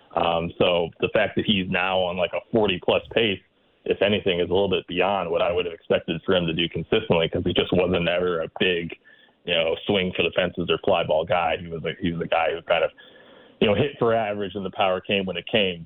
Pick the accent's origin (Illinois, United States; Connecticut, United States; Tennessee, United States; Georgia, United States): Illinois, United States; Chicago; as a Chicagoan